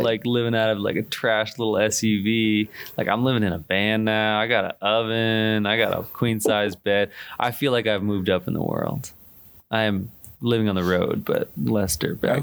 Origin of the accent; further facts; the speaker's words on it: Boston, Massachusetts, United States; moved away as an adult; from the Boston area originally